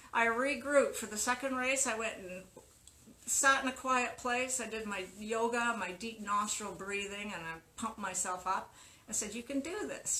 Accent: Winnipeg, Manitoba, Canada; moved away; I was born and brought up in Winnipeg

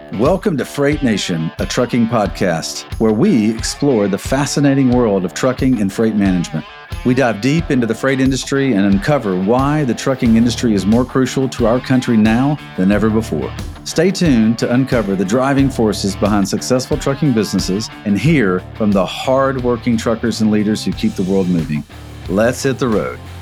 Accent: the South, United States; I grew up in the South

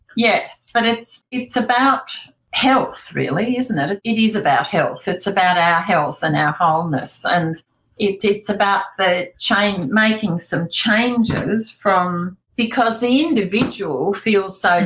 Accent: King Island, Tasmania, Australia; growing up on King Island

